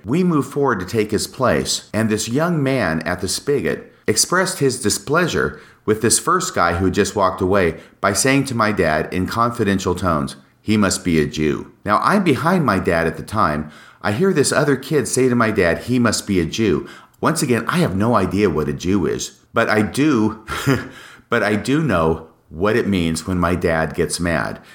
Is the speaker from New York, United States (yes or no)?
no; Washington, United States; also born or lived in Texas; we moved from Texas to Washington in nineteen sixty-nine, and in my fourth grade school year from nineteen sixty-nine to nineteen seventy, we lived in a small rental house